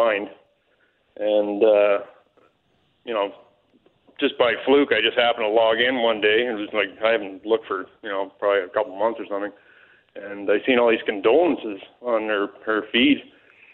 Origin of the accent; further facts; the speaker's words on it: Ontario, Canada; moved away as an adult; also born or lived in Alberta; I moved back to my hometown in Ontario